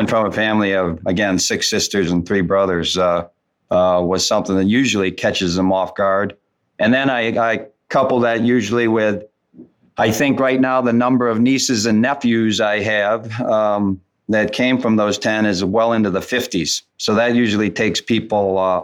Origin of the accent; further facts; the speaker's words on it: Wisconsin, United States; I was born and raised in Wisconsin.